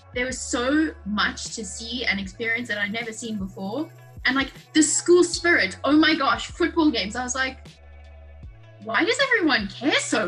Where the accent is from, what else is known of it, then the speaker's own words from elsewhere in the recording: South Africa; moved away as an adult; now in Arizona, United States; I grew up in South Africa, I do have a US citizenship